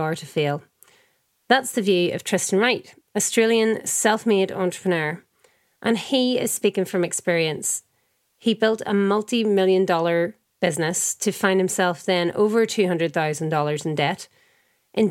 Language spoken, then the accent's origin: English; Ireland; I'm Irish.